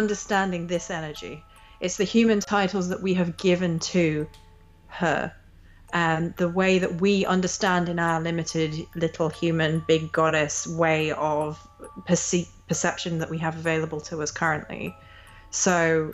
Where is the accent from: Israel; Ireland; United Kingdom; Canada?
United Kingdom; England; I grew up in England